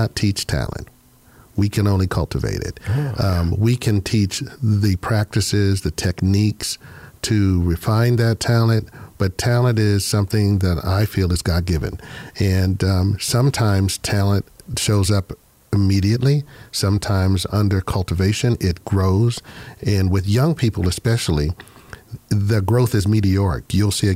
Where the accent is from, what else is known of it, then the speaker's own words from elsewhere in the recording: Pittsburgh, Pennsylvania, United States; moved away as an adult; also born or lived in Georgia; I'm originally from Pittsburgh, Pennsylvania